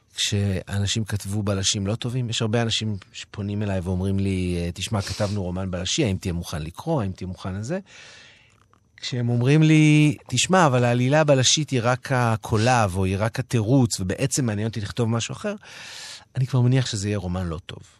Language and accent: Hebrew; Holon, Tel Aviv District, Israel; born or raised there; moved away